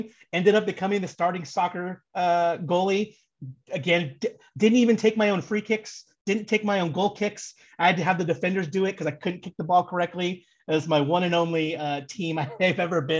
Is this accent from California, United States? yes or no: yes; Southern California, United States; born and raised in Southern California, grew up in a baseball family